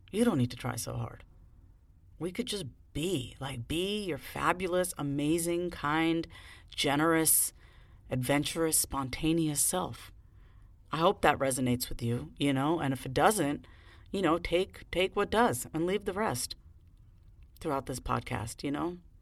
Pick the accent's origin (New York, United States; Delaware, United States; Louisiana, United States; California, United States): New York, United States; Long Island; moved away; I was raised on Long Island